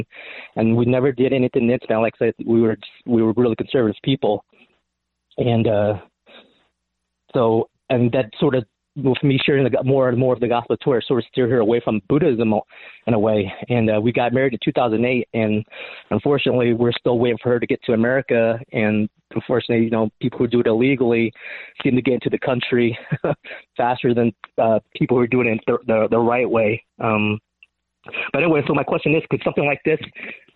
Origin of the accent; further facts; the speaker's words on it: Cambodia; moved away; the people back in my home country in Cambodia